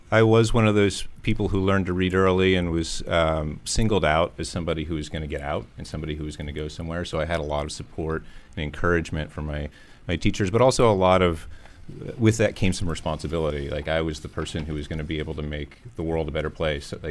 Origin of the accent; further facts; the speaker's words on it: St. Mary's, Pennsylvania, United States; I'm from St. Mary's, Pennsylvania.